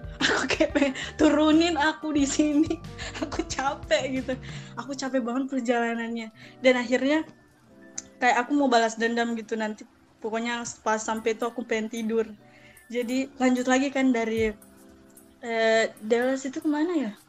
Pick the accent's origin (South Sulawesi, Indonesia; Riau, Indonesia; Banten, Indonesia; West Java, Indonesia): South Sulawesi, Indonesia; Makassar; ke kampung aku dari Makassar nih ya ke kampung itu 8 jam perjalanan